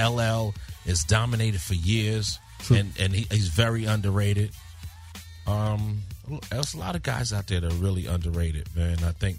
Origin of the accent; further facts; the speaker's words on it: New York, United States; I mean, we're from New York.